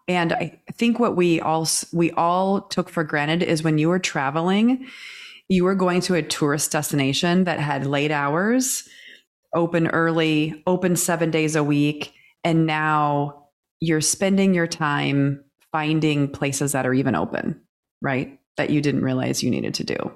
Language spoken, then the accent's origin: English; Kansas, United States; growing up in Kansas